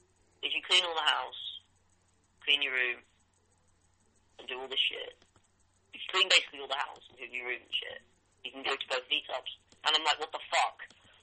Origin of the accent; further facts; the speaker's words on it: United Kingdom; we are actually British